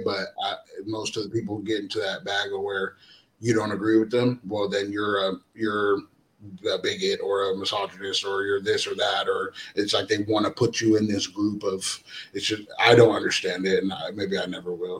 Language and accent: English; Astoria, Oregon, United States; I'm originally from Astoria, Oregon. Um, Jordan Poyer is my brother. Um, we are we're half brothers. I'm half Samoan and half white, and he's half black and half white. And um, we were both raised together in, in, in Astoria, Oregon